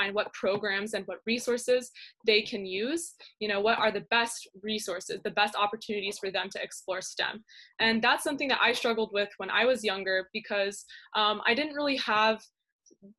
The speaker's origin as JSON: {"language": "English", "town": "San Jose", "region": "California", "country": "United States", "said": "I'm from San Jose, California, and I'm currently a senior in Lee High School"}